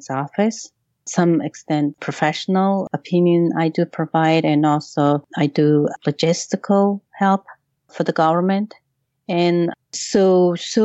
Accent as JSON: {"language": "English", "country": "Mongolia", "moved": "yes", "lives_now": "New York, United States", "said": "Mongolians like me"}